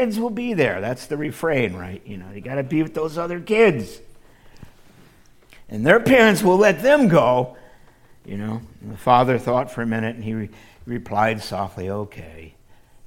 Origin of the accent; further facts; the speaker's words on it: Midwest, United States; I grew up in the Midwest